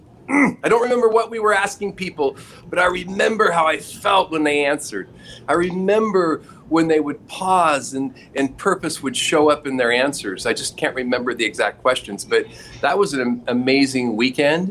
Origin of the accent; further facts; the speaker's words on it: Roseburg, Oregon, United States; now in Irvine, United States; I was born in Roseburg, Oregon in 1962, Mercy Hospital